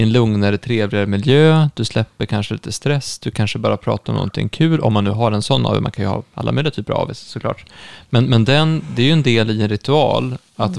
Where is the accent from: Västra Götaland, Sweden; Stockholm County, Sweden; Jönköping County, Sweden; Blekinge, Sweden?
Stockholm County, Sweden; Stockholm; also born or lived in Uppsala; jag är ju från Stockholm, har varit mycket i Stockholm